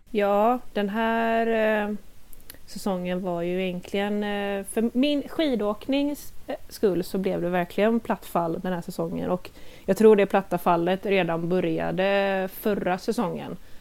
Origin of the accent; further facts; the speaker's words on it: Gothenburg, Västra Götaland, Sweden; moved away as an adult; now in Lilla Edet, Sweden; jag är dock ursprungligen från Göteborg eh, så jag flyttade hit med min kära sambo Christian för ungefär två år sedan